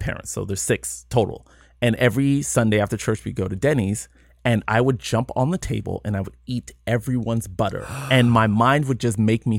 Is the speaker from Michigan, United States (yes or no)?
no; San Jose, California, United States; also born or lived in Alabama / London / Nigeria; I was born in Alabama, when I was two, I moved to London. When I was four, I moved to Nigeria, but I was pretty much raised in San Jose.